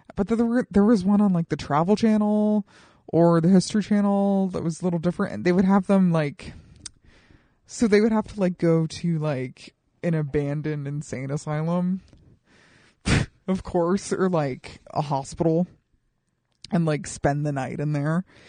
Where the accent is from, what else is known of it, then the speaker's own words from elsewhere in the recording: Colorado Springs, Colorado, United States; my hometown of Colorado Springs, Colorado